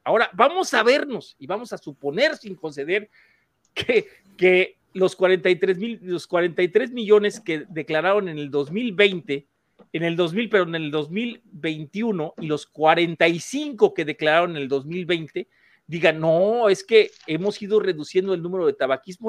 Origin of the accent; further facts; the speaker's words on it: Mexico; en México, en mi país